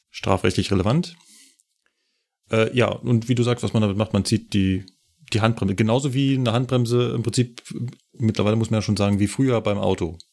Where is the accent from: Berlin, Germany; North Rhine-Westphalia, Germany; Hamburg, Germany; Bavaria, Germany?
Berlin, Germany; now in Munich, Germany; kenne ich natürlich als Berliner, bin ich da hunderte Male mit der S-Bahn entlang